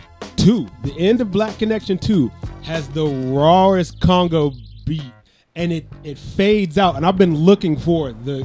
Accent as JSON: {"language": "English", "town": "Atlanta", "region": "Georgia", "country": "United States", "said": "I'm from Atlanta"}